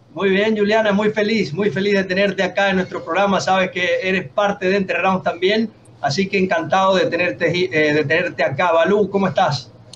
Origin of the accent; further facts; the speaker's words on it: Venezuela; yo, soy de Venezuela también